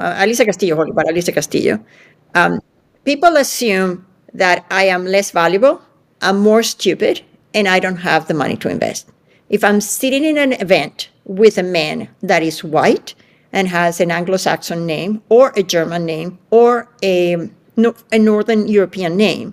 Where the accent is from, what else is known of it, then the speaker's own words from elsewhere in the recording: Venezuela; moved away; I grew up in Venezuela where women could do everything.